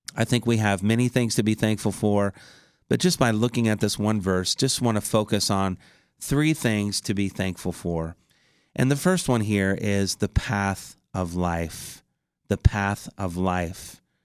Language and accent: English; Indiana, United States; my home state of Indiana